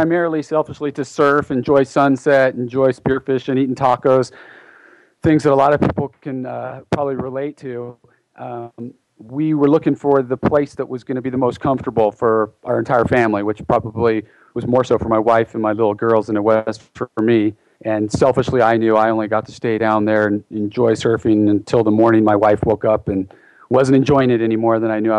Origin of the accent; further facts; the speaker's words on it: Ventura, California, United States; moved away as an adult; also born or lived in Santa Barbara, California / San Francisco, California; now in Nicaragua; I grew up in Ventura, California. So for those of you who have never heard of Ventura, it's about an hour north of Los Angeles, about 30 minutes south of Santa Barbara. So grew up on the beach